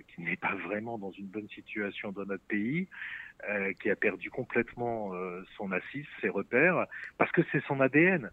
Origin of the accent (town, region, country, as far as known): France